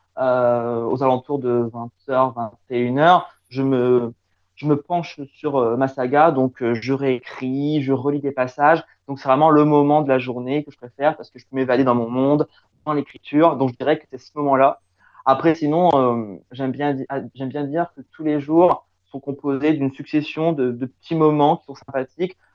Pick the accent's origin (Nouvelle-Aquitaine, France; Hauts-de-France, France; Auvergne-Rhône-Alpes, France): Hauts-de-France, France; Picardy; chez moi en Picardie